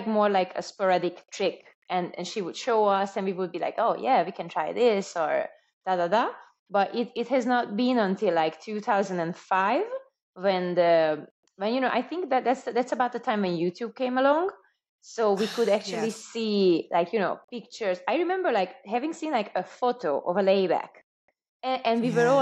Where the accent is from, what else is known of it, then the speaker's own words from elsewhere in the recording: Budapest, Hungary; moved away as an adult; now in Spain; Budapest, my hometown